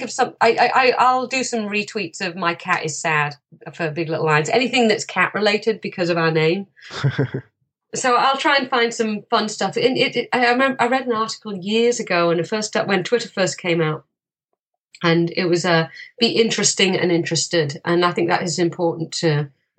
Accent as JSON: {"language": "English", "region": "England", "country": "United Kingdom", "tie": "born or raised there", "moved": "yes", "lives_now": "Canada", "said": "I'm an American because my mum was American. I was born in the UK and I now live here."}